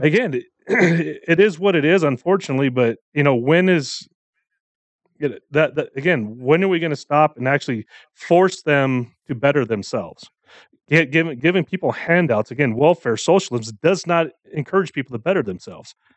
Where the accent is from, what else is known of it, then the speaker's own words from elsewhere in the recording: United States; I am born here. I was raised here